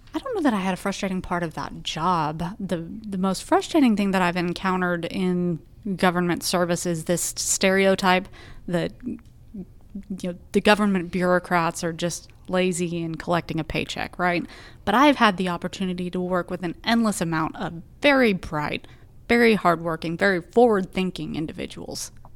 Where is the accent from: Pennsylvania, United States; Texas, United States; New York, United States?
Texas, United States; Arlington; now in Austin, United States; I grew up in Arlington, Texas, which is roughly halfway between Dallas and Fort Worth